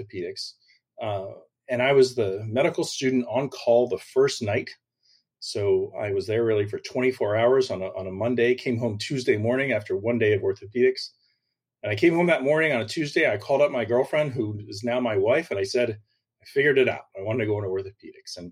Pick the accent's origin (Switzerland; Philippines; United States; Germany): United States; Clifton, New Jersey; moved away as an adult; also born or lived in Virginia; now in Naples, United States; I'm originally from Clifton, New Jersey, which is right outside New York City. I grew up a relatively typical suburban lifestyle